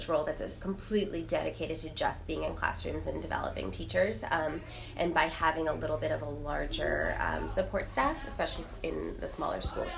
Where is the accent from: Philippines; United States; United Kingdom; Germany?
United States; New York City, New York; moved away as an adult; I grew up in Manhattan and came back to the city after I graduated college